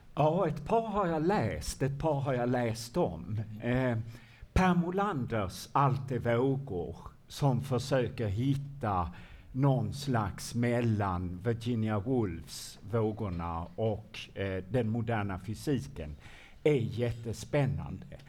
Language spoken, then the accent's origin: Swedish; Malmö, Skåne, Sweden; när jag var liten i Malmö